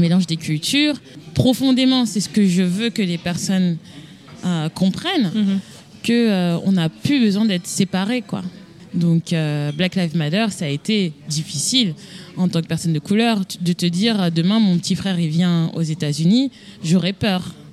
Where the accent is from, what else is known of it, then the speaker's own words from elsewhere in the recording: Paris, Île-de-France, France; moved away as an adult; now in Boston, United States; Je viens d'une euh, banlieue, je viens de Paris